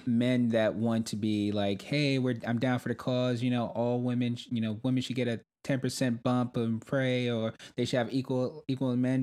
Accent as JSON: {"language": "English", "town": "New York City", "region": "New York", "country": "United States", "tie": "born or raised there", "said": "I grew up in Brooklyn, New York"}